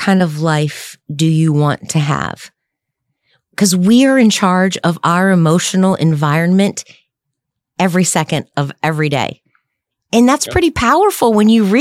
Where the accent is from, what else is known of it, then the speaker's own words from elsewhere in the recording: the South, United States; I grew up in the South, so I have a little bit of redneck in me